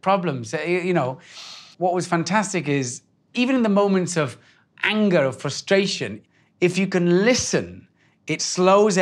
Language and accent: English; Wales, United Kingdom; I grew up in Wales with the back doors open and the kettle's always on